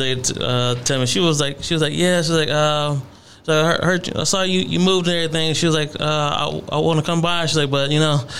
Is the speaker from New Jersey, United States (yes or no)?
no; Ohio, United States; now in Dallas, United States; I'm from Ohio too.